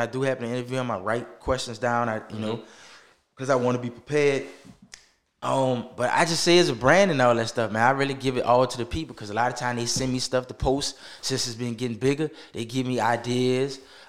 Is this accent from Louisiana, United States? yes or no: yes; New Orleans, Louisiana, United States; I'm from New Orleans. I grew up a lot between New Orleans East.